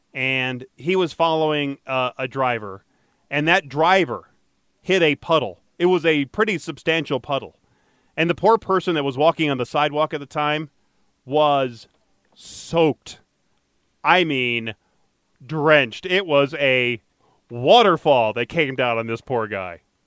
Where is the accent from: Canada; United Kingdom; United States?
United States; Detroit, Michigan; Growing up in Detroit